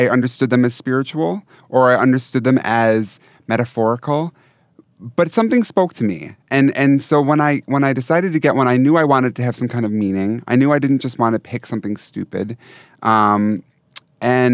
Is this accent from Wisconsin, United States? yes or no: yes; Wisconsin, United States; I'm from Wisconsin